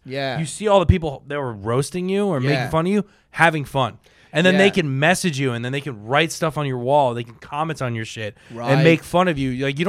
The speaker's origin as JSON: {"language": "English", "region": "Florida", "country": "United States", "tie": "born or raised there", "said": "I grew up in Florida"}